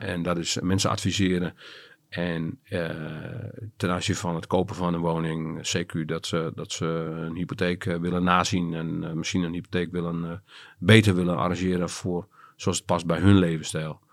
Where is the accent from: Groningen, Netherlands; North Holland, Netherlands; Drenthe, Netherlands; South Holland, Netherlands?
Groningen, Netherlands; also born or lived in Loins (birthplace, Groningen province) / Drachten; ik ben groot geworden in eh, de stad Groningen. Vanaf mijn vierde heb ik daar eh, gewoond.